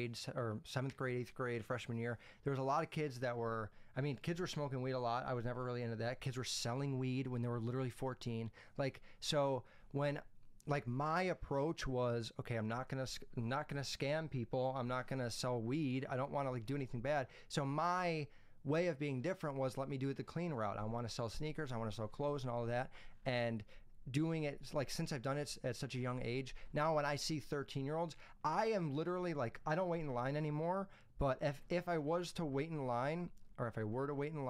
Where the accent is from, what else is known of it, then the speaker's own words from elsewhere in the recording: Chicago, Illinois, United States; We go to Woodfield Mall. It's a huge mall by my house, and I'm from Chicago.